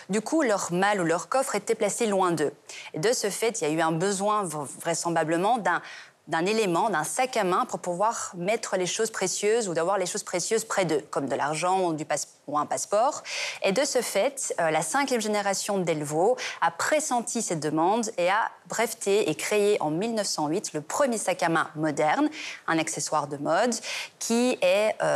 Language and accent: French; Belgium; Et ensuite, on a l'histoire de la Belgique nous sommes belges et très fiers de l'être.